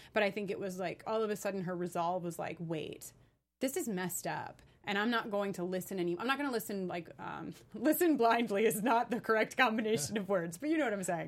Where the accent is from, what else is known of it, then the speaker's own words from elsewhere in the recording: New York, United States; moved away as an adult; now in Los Angeles, United States; I am a New Yorker, though I've been in Los Angeles for the last year and a half.